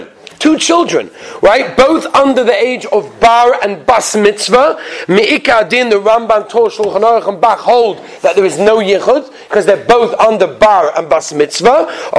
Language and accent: English; England, United Kingdom; I'm English. I guess that's what it is, right? When you're English, you go to these tours.